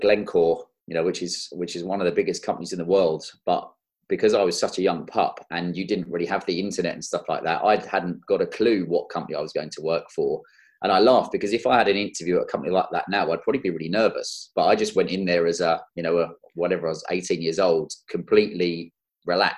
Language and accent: English; London, United Kingdom; moved away as an adult; also born or lived in Kent; now in Cotswolds, United Kingdom; I'm a London boy. I was born and bred in South London and down in Kent